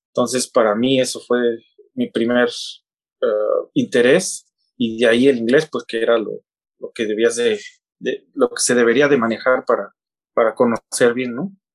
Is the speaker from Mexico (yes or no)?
yes; Oaxaca, Mexico; moved away as an adult; now in China; yo nací en, Oaxaca, en una comunidad, una eh, ciudad llamada Oaxaca de León